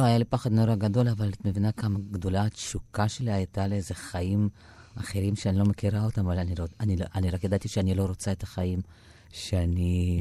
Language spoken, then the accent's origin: Hebrew; Mogilev, Mogilev Region, Belarus; born or raised there; Hebrew is a second language; moved away as an adult; now in Israel